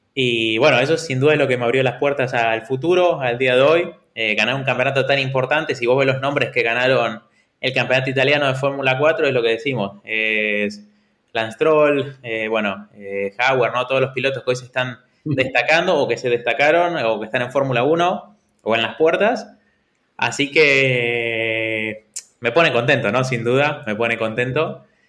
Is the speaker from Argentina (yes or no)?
yes; Argentina; now in Valencia, Spain; siendo argentino